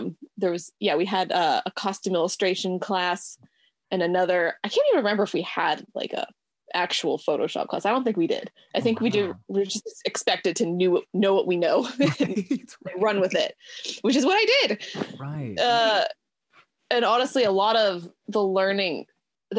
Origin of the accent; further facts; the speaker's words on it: Petaluma, California, United States; I grew up in Petaluma, which is a town in the Bay Area, in the wine country, Sonoma County